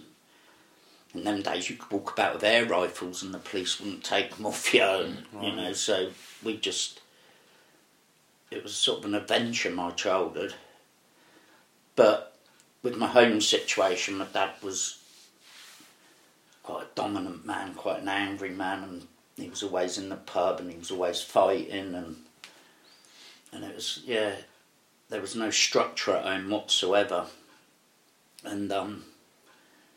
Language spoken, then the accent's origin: English; Reading, South East England, United Kingdom; also born or lived in Margate; I grew up in Whitley. I loved the area.